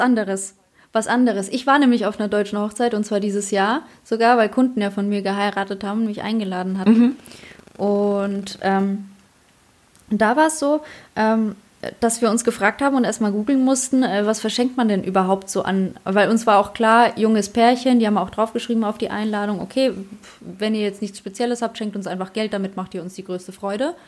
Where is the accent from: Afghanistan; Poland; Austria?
Poland; now in Germany; Bei uns in Polen